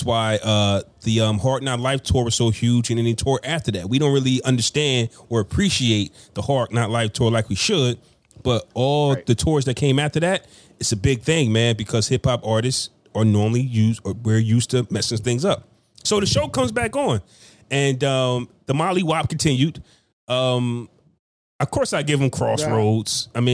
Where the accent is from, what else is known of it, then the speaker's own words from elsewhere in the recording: Ohio, United States; born there; I was born in Ohio.